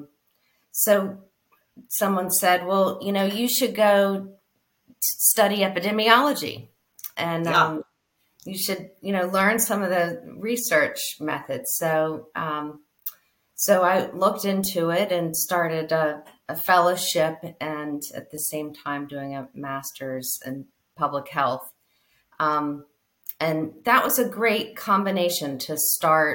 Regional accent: Charleston, West Virginia, United States; also born or lived in Chapel Hill, North Carolina; I'm born in Chapel Hill, North Carolina, but I grew up in Charleston, West Virginia

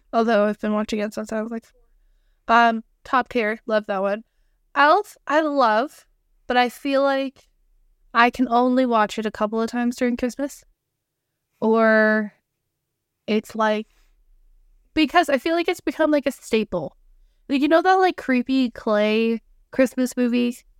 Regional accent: Canada; two sisters, specifically Canadian

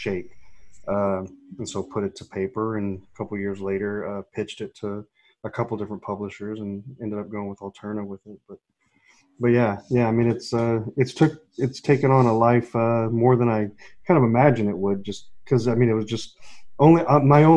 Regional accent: Texas, United States; now in California, United States; I'm from Texas, so in living out in California

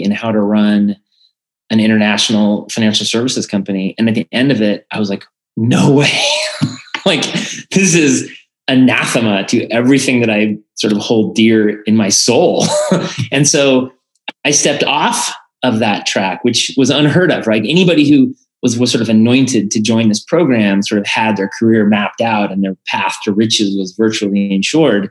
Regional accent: Colorado, United States; I'm originally from Colorado.

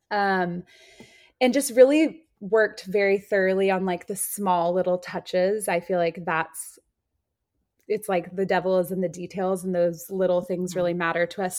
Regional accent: Austin, Texas, United States; I grew up in Austin, Texas.

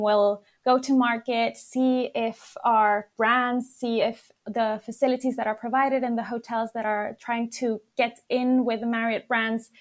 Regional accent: Madrid, Community of Madrid, Spain; now in London, United Kingdom; I'm from Madrid, actually, Spain

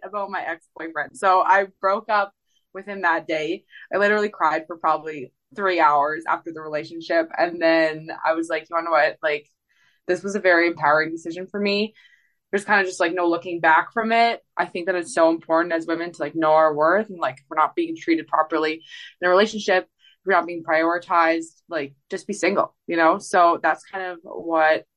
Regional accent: Canada; moved away; also born or lived in Edmonton; I got to go back and play a festival in my hometown for Canada Day

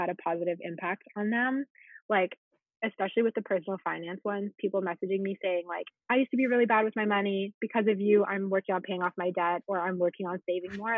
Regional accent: Ottawa, Ontario, Canada; moved away as an adult; now in Montreal, Canada; So I actually grew up in Ottawa

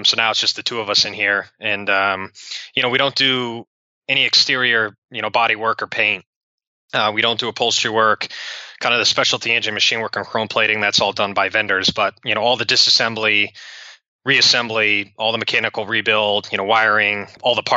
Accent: Cleveland, Ohio, United States; moved away as an adult; also born or lived in Kansas; I was going from Cleveland to Kansas

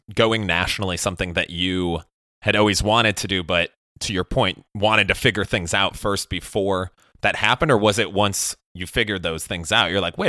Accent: Chicago, Illinois, United States; moved away as an adult; also born or lived in Miami / Los Angeles; now in Austin, United States; I've lived in several different places. So I grew up in Chicago, then went to school in Miami, lived in LA, and now live in Austin.

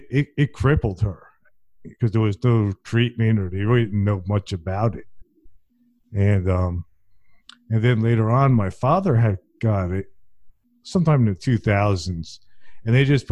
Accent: New Jersey, United States; moved away; I'm originally from New Jersey

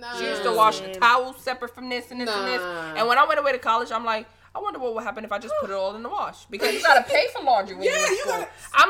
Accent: New York City, New York, United States; I'm from New York City

